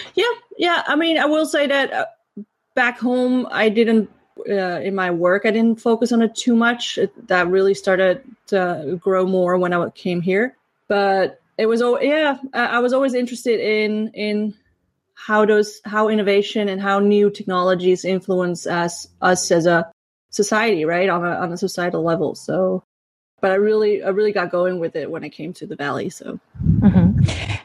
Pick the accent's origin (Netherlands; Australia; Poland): Netherlands; I grew up in the Netherlands